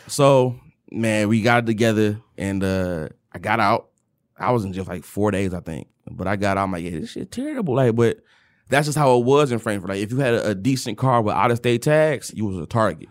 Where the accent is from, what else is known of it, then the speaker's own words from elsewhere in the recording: Detroit, Michigan, United States; moved away; also born or lived in Kentucky; everyone from Detroit has a certain mindset and a certain, um, certain things that are just innate in us. And coming from the West Side